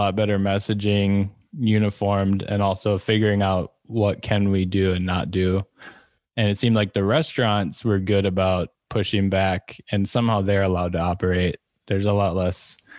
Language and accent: English; Wisconsin, United States; now in Los Angeles, United States; I'm from Wisconsin. I'll go back and visit twice a year when we could fly easier.